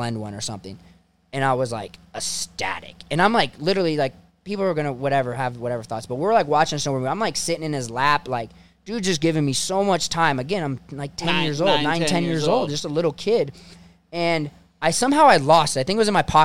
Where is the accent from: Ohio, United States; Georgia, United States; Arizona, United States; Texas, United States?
Ohio, United States; I'm just a kid from Ohio